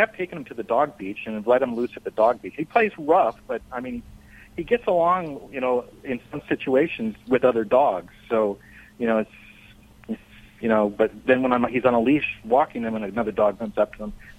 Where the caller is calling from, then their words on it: Costa Mesa, California, United States; Costa Mesa, California.